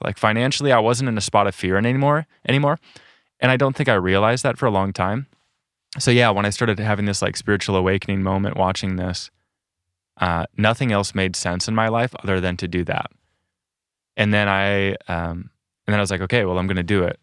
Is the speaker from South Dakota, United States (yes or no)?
yes; South Dakota, United States; moved away as an adult; I'm from South Dakota originally, and I think there wasn't a lot of nature in South Dakota and the east side that I was on.